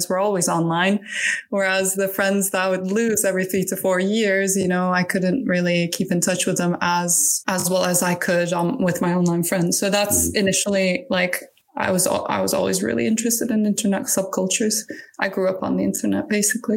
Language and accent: English; Turkey; moved away; I'm originally from Turkey